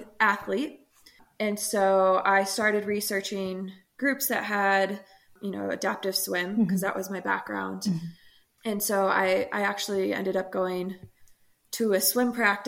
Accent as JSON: {"language": "English", "area": "outside of Chicago", "region": "Illinois", "country": "United States", "tie": "born or raised there", "said": "I grew up outside of Chicago"}